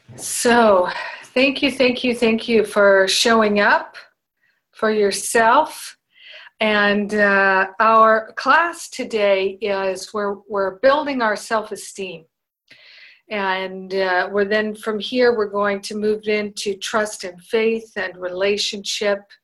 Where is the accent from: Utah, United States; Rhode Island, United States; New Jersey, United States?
Rhode Island, United States; moved away as an adult; also born or lived in Boston; when I was a teenager, living growing up in Rhode Island